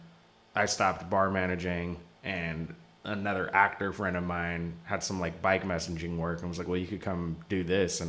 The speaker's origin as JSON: {"language": "English", "town": "Seattle", "region": "Washington", "country": "United States", "moved": "yes", "lives_now": "New York, United States", "said": "I'm from Seattle originally"}